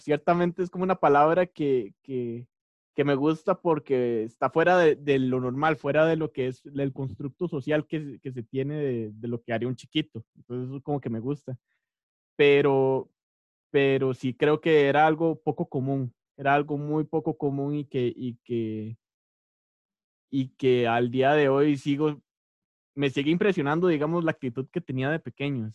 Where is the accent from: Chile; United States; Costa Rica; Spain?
Costa Rica; also born or lived in San José, Costa Rica / Tibás, Costa Rica; now in Cartago, Costa Rica; yo nací en San José en, el, en, 1998 un 25 de marzo, en el San Juan de Dios. Yo soy cédula número uno